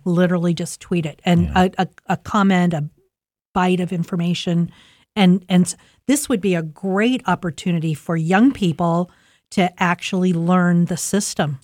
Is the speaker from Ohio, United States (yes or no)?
yes; Columbus, Ohio, United States; now in Delaware County, United States; I grew up in Linden